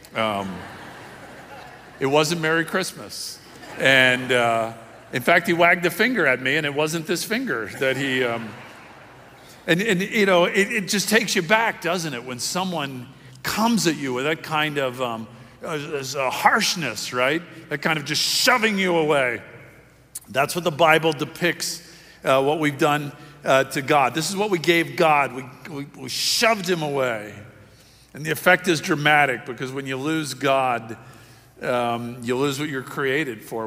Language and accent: English; Miami, Florida, United States; I was raised in Miami